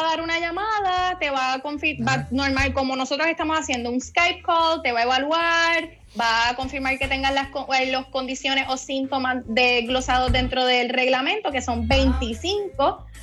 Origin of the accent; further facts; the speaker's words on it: Guayama, Puerto Rico; also born or lived in Cayey / Cidra; soy de Guayama